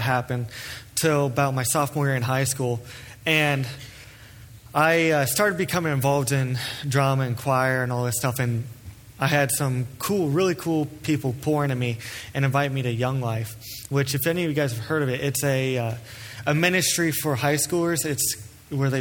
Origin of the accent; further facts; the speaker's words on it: Cleves, Ohio, United States; I grew up in Cleves, Ohio, which is southwest of here by the Ohio River